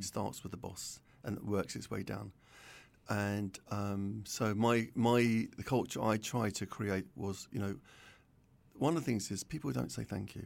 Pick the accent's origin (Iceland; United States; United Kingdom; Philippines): United Kingdom; London; I was brought up in North London, uh, Southgate, Winchmore Hill, around there.